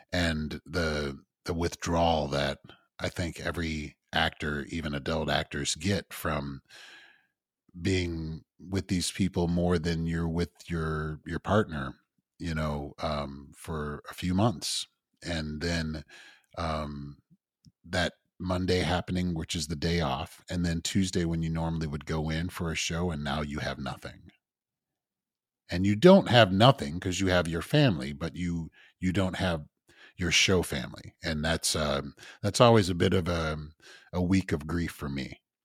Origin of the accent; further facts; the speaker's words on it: Evanston, Illinois, United States; also born or lived in Champaign / Chicago; I grew up in Evanston